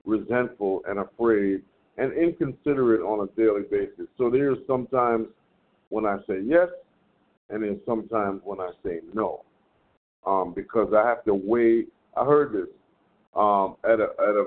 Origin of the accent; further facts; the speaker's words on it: New York, United States; I am from New York